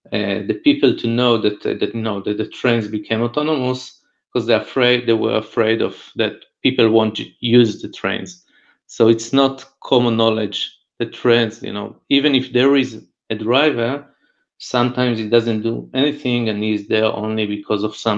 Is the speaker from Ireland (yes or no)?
no; Israel; I'm from Israel